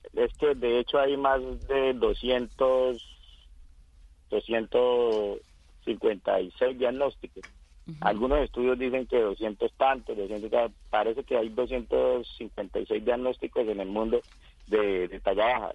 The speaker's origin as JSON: {"language": "Spanish", "region": "Casanare", "country": "Colombia", "moved": "as an adult", "said": "decidí regresar a mi, a mi pueblo, a mi departamento y el departamento de Casanare"}